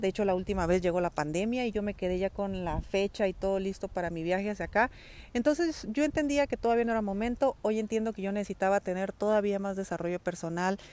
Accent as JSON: {"language": "Spanish", "country": "Mexico", "also_born_or_lived": "Spain", "moved": "as an adult", "said": "dejar a mi familia eh, en México"}